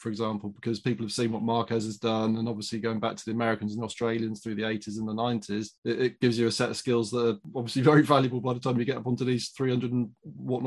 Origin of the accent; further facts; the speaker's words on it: United Kingdom; a British person